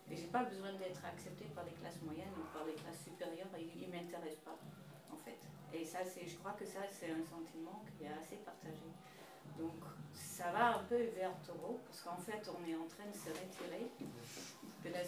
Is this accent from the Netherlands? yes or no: yes; Netherlands; French is a second language; now in France; je viens du Pays-Bas